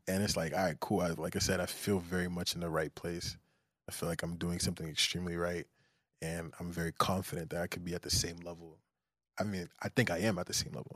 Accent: Nigeria; I'm Nigerian

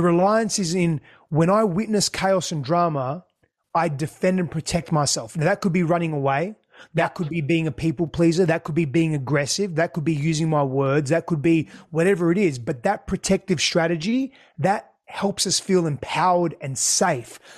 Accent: Australia; first language Greek; English is a second language; also born or lived in Greece; My first language was Greek. I couldn't speak English when we came back to Australia

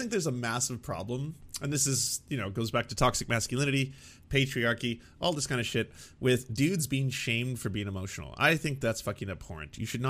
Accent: Canada; as a Canadian myself, that we do have to work hard to undo the unlimited amounts of damage that the good doctor has kind of ravaged upon the world.

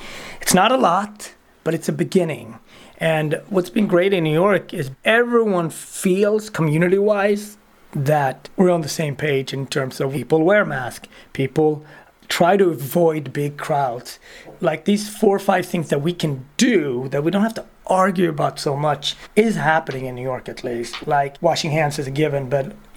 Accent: Sweden; moved away as an adult; also born or lived in Ethiopia; now in United States; being a Swede and becoming American

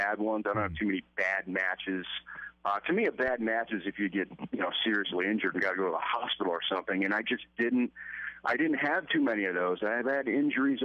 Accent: Buffalo, New York, United States; moved away as an adult; also born or lived in Long Island, New York; now in Atlanta, United States; I was born and raised in Buffalo, and I lived in a couple different areas in New York

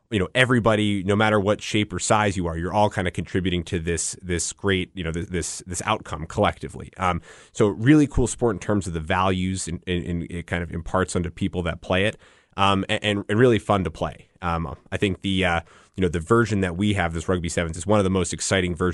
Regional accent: Northeast, United States; I'm I, from the Northeast originally.

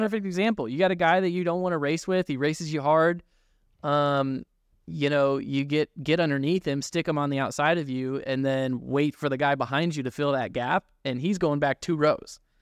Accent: Newton, Iowa, United States; I grew up racing in Newton

